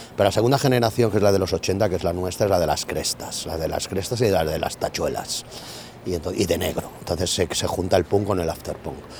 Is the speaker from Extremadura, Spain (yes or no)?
no; Benetússer, Valencian Community, Spain; un ambiente como mi pueblo, como Benetuser, o sea, un pueblo de la huerta